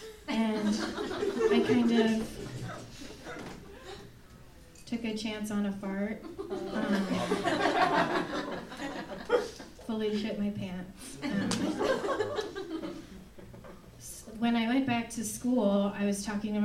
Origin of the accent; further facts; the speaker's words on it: Fort Dodge, Iowa, United States; moved away; I love growing up in Iowa